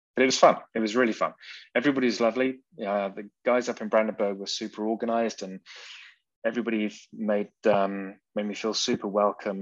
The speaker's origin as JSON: {"language": "English", "region": "England", "country": "United Kingdom", "accent": "British", "moved": "as an adult", "lives_now": "Saxony, Germany", "said": "I'm English"}